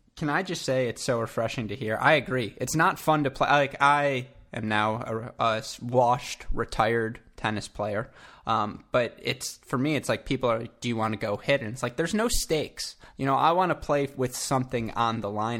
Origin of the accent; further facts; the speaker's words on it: Southeast Michigan, United States; I'm from Southeast Michigan